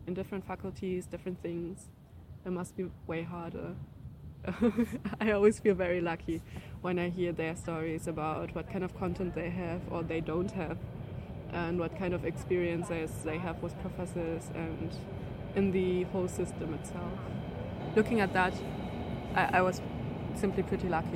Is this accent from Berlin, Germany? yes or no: yes; Berlin, Germany; I grew up in Berlin, so my whole education is, or all of the system I went through were in Berlin